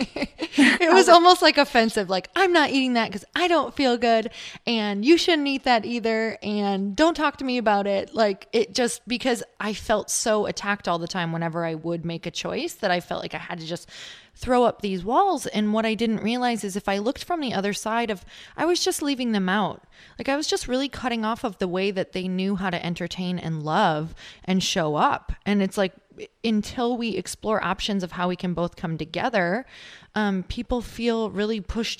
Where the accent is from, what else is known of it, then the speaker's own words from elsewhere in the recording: Midwest, United States; now in California, United States; I'm from the Midwest, so I live in California now